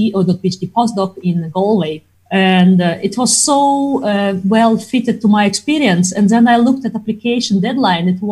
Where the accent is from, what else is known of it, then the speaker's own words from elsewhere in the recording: Crimea, Ukraine; first language Russian; English is a second language; moved away as an adult; also born or lived in Netherlands / Belfast; now in Ireland; I am originally from Crimea, which is, well, I consider part of Russia, but it used to be part of Ukraine